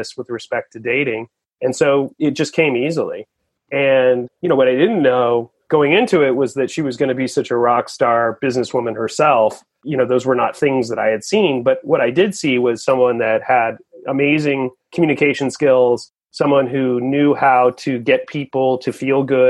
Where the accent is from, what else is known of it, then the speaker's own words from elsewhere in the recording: Portland, Oregon, United States; I grew up in Portland, Oregon, grew up in the rain